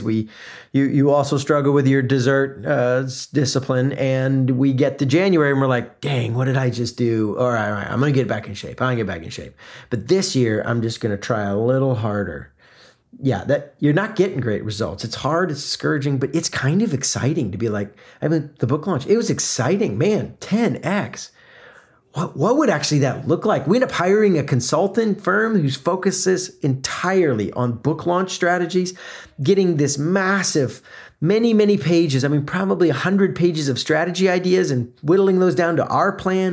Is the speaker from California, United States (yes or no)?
no; South Florida, United States; moved away; also born or lived in Atlanta, Georgia; I grew up in South Florida, the first part of growing up, before moving to Atlanta